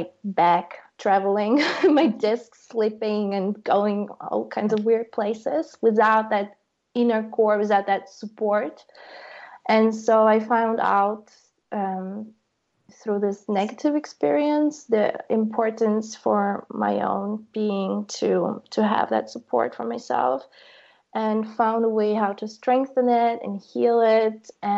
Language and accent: English; Ukraine; now in Berlin, Germany; growing up in Ukraine